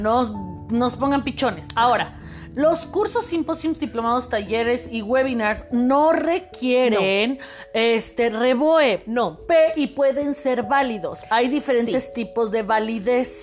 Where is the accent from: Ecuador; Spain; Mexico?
Mexico; yo soy psicóloga mexicana